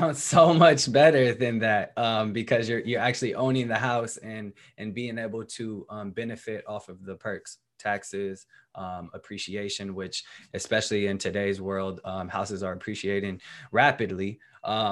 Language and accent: English; Berkeley, California, United States; I went to Berkeley High, which is right down the street